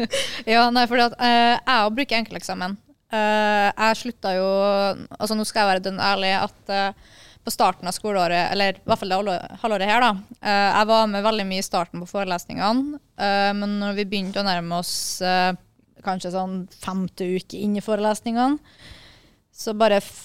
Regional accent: Kristiansund, Møre og Romsdal, Norway; moved away; jeg har vært hjemme i Kristiansund

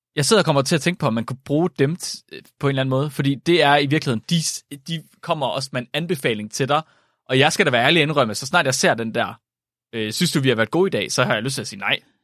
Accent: Jutland, Denmark; som jyde

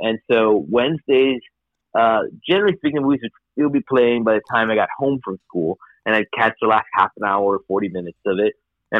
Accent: Miami, Florida, United States; But you know, I growing up in Miami, in Florida, in this kind of household, it didn't seem to be something that I could

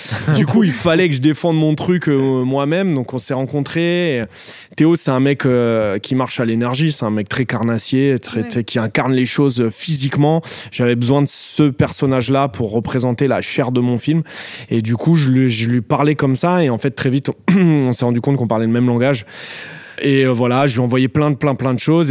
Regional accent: Noisy-le-Grand, Île-de-France, France; là où j'ai grandi

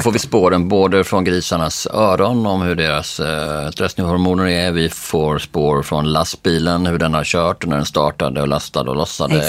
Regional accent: Bjäre Peninsula, Skåne, Sweden; Jag är för uppvuxen då på Bjärhalvön

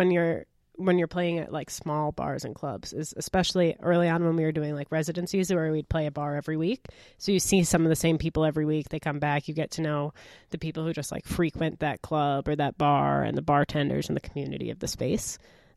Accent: Milwaukee, Wisconsin, United States; now in Canada; I'm from Milwaukee.

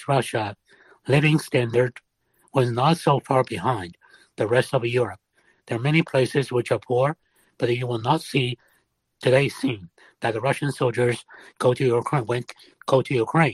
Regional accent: Shanghai, China; first language Shanghainese; English is a second language; moved away; I'm from Shanghai.

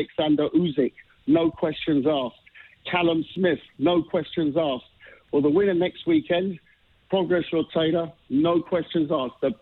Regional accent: London, United Kingdom; as a Londoner

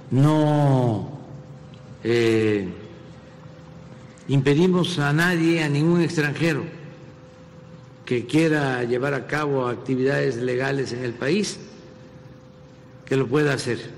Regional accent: Mexico

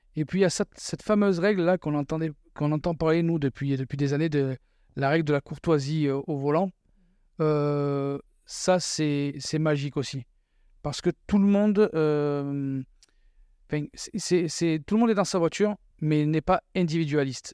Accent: France; moved away as an adult; also born or lived in Quebec; now in Canada; chez nous en France

